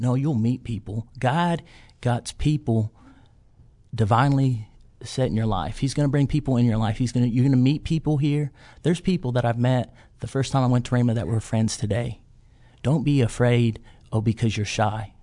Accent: Watonga, Oklahoma, United States; I'm from Western Oklahoma, a small town called Watonga

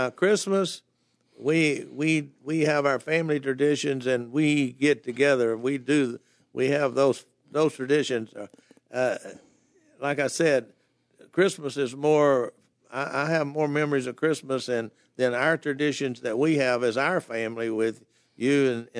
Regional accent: Dallas, Texas, United States; I grew up in the Dallas area, which actually is a town, is part of the Dallas metropolitan area now.

